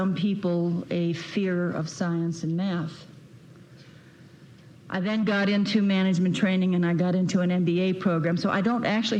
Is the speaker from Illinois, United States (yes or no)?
yes; Chicago, Illinois, United States; I was born in Chicago